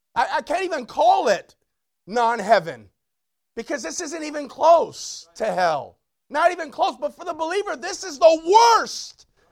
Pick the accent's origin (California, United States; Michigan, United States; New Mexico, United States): California, United States; Long Beach; the church I grew up is in Long Beach